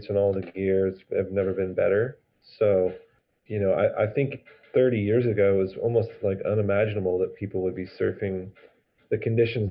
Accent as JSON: {"language": "English", "town": "San Diego", "region": "California", "country": "United States", "tie": "born or raised there", "said": "a break I grew up at in San Diego"}